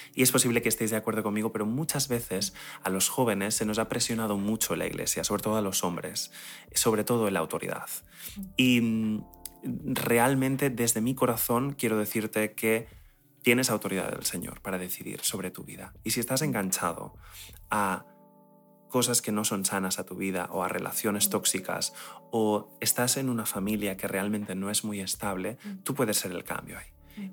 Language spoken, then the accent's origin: Spanish; Spain; yo soy español